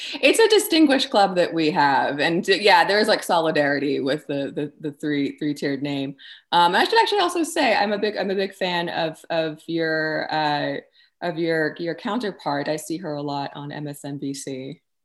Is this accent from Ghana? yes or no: no; Texas, United States; being born and raised in Texas